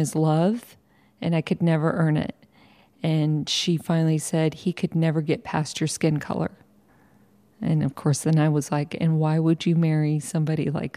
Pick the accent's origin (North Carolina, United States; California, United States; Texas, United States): Texas, United States; San Antonio; I was born in San Antonio, Texas, in 1968. I was put up for adoption in a children's shelter there in San Antonio. I was adopted by a white family and raised in a white community